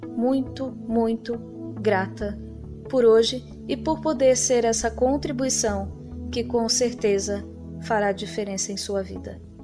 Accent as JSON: {"language": "Portuguese", "town": "Recife", "region": "Pernambuco", "country": "Brazil", "tie": "born or raised there", "said": "Recife, minha cidade natal"}